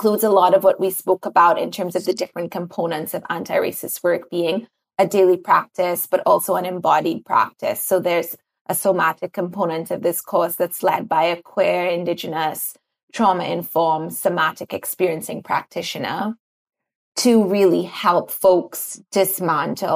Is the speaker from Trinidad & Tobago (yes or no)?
yes; Trinidad & Tobago; I grew up in Trinidad.